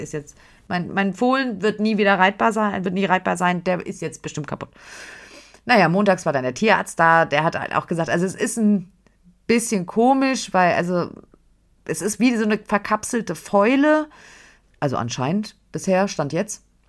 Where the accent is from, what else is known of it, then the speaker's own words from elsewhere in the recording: Frankfurt, Hesse, Germany; Wir kommen aus Frankfurt